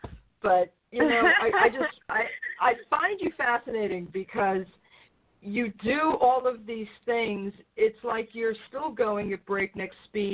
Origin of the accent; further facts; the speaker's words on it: New York, United States; I'm from New York.